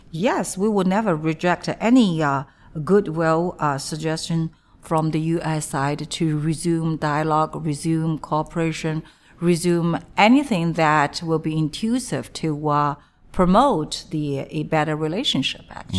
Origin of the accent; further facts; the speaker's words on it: Zhejiang, China; moved away as an adult; now in Washington, D.C., United States; I'm very proud of my hometown, actually, Zhejiang Province